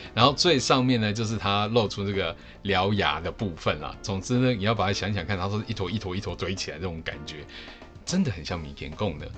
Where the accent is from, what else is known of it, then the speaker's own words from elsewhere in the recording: Taiwan; 我们小时候在台湾的课本上，以及课外的读物，或多或少都有读过吧